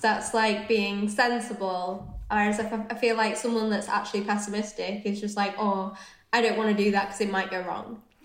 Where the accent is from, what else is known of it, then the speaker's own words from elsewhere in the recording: Leeds, Yorkshire and the Humber, United Kingdom; also born or lived in London; I grew up in Leeds, so I'm northern.